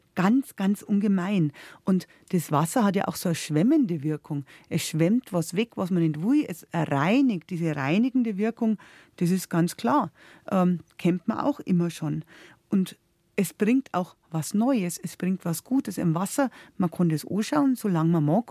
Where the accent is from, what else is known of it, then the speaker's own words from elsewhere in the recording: Upper Bavaria, Germany; bei uns in Oberbayern